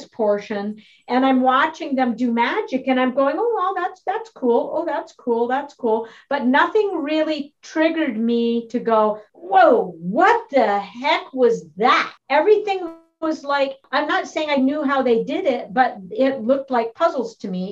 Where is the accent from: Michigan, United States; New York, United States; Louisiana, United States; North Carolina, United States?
Michigan, United States; Battle Creek; moved away as an adult; also born or lived in Minneapolis; the small town in Michigan, Battle Creek, Michigan, where I grew up